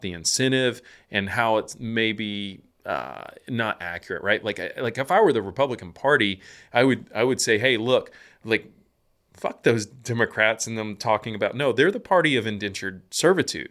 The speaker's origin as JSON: {"language": "English", "region": "Georgia", "country": "United States", "tie": "born or raised there", "said": "I grew up in Georgia"}